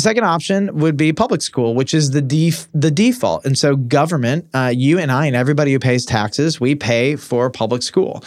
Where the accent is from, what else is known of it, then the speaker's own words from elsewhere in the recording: Detroit, Michigan, United States; in Detroit where I grew up